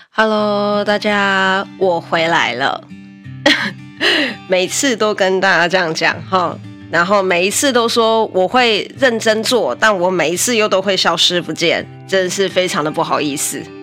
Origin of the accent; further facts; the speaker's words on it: Taiwan; 我们台湾人